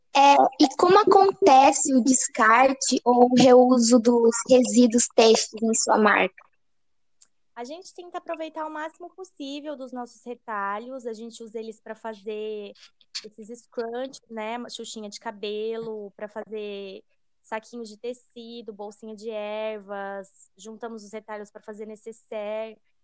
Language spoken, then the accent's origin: Portuguese; Londrina, Paraná, Brazil; nós somos de Londrina